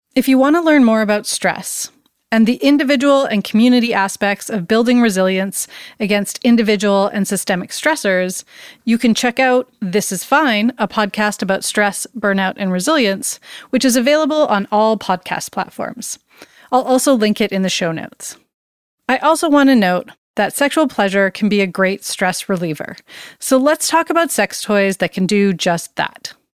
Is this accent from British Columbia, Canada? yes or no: yes; Surrey, British Columbia, Canada; Back in the 90s, as a teen growing up in Surrey, BC, which is a suburb of Vancouver